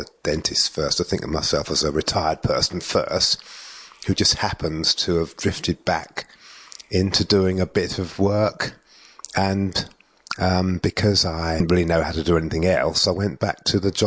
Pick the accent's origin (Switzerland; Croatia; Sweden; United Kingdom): United Kingdom; England; also born or lived in Darwin; now in Australia; I'm English